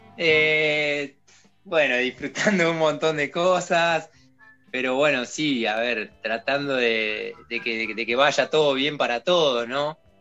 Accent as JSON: {"language": "Spanish", "area": "Patagonia", "region": "Neuquén", "country": "Argentina", "also_born_or_lived": "Bariloche, Argentina", "moved": "as an adult", "lives_now": "Andorra", "said": "yo soy del sur de la Patagonia de Neuquén, de Argentina"}